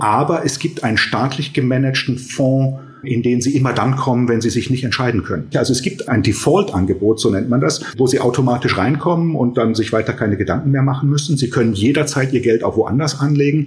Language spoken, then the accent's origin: German; Germany; bei uns in Deutschland